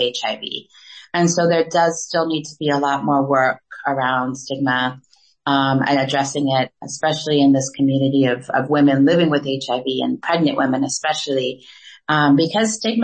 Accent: United States; moved away as an adult; also born or lived in Gabon; now in South Africa; I'm obviously American. I grew up in the United States

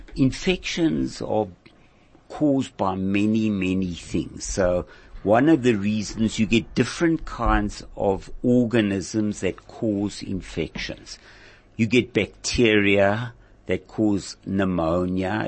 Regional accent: Bloemfontein, Free State, South Africa; moved away as an adult; I grew up in Bloemfontein in the Free State.

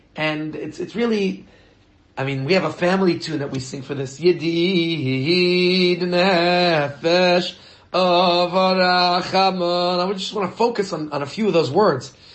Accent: New York, United States; now in Johannesburg, South Africa; I grew up in New York

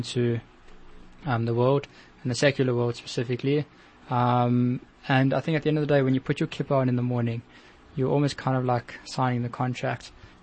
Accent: South Africa; being a South African Jew

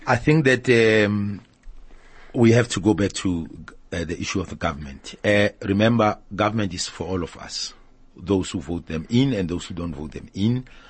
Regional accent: South Africa; We don't have that in South Africa

